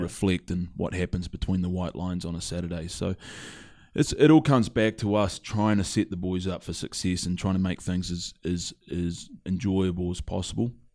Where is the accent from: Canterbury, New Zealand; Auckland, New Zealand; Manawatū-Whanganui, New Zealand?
Canterbury, New Zealand; Christchurch; also born or lived in Ireland; born and raised in New Zealand, uh, Christchurch, New Zealand